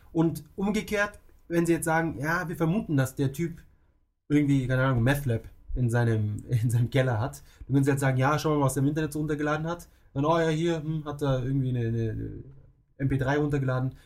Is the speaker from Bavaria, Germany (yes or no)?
yes; Munich, Bavaria, Germany; moved away as an adult; now in Tokyo, Japan; bei uns in München